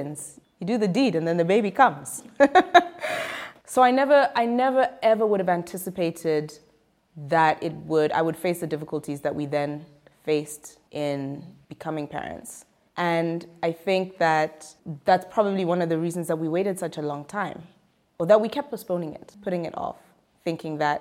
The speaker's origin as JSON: {"language": "English", "country": "Zimbabwe", "said": "I'm from Zimbabwe."}